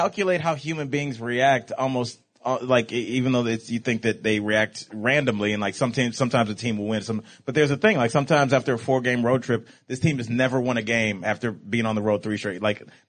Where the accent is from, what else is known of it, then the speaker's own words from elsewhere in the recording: Cleveland, Ohio, United States; I'm from Cleveland.